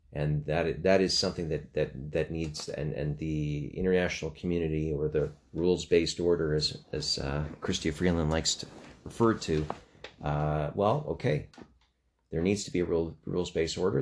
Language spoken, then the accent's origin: English; Canada